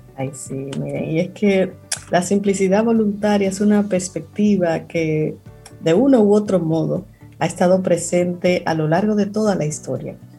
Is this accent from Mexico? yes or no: no; Cibao, Dominican Republic; tú y yo que somos cibaeños